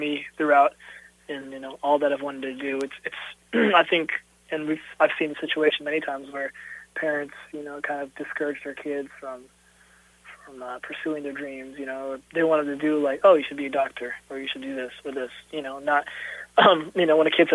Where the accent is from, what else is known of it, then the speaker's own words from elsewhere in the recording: Jefferson City, Missouri, United States; also born or lived in Dallas, Texas; now in Kansas City, United States; I was born in Dallas, Texas, but I was raised in Jefferson City, Missouri